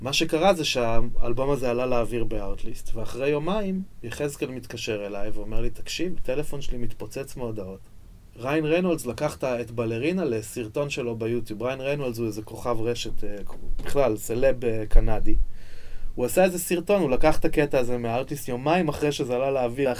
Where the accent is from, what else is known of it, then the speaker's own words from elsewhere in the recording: Jerusalem, Jerusalem District, Israel; אני נולדתי בירושלים, גדלתי בירושלים